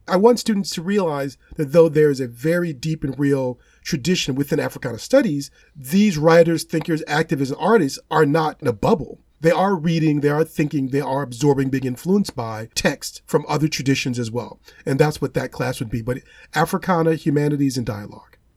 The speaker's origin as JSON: {"language": "English", "town": "Gary", "region": "Indiana", "country": "United States", "tie": "born or raised there", "moved": "as an adult", "said": "I'm identifying where I come from as my hometown of Gary, Indiana"}